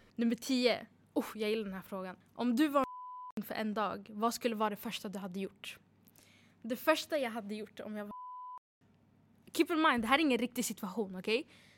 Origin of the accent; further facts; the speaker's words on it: Uppsala, Uppsala County, Sweden; född och uppvuxen i Uppsala